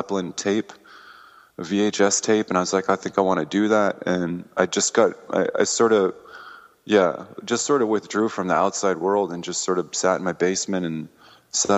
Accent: Massachusetts, United States; born or raised there; also born or lived in Denver, Colorado / Fort Collins, Colorado

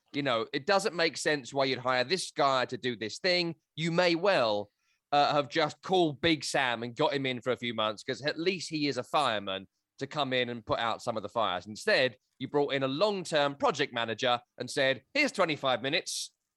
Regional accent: England, United Kingdom; also born or lived in Scotland (family); now in United States; I'm an Englishman who works in America on soccer

